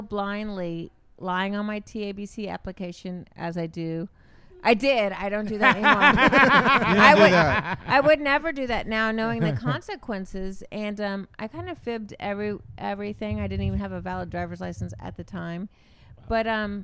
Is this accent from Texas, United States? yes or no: yes; Houston, Texas, United States; moved away as an adult; now in Austin, United States; I grew up in Houston